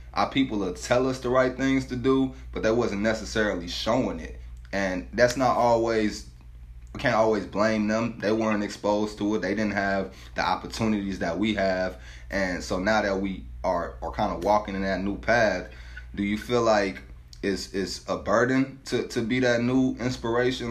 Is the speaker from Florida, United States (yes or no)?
no; St. Louis, Missouri, United States; where I grew up at in St. Louis